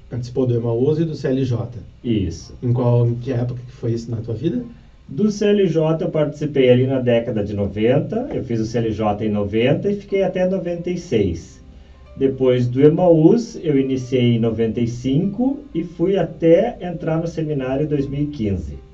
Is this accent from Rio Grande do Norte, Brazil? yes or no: no; Porto Alegre, Rio Grande do Sul, Brazil; Bom, eu sou aqui de Porto Alegre, nascido aqui e sempre participei da igreja desde da primeira Eucaristia.